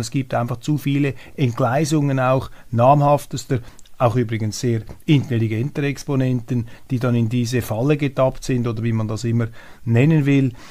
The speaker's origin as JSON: {"language": "German", "country": "Switzerland", "said": "als Schweizer"}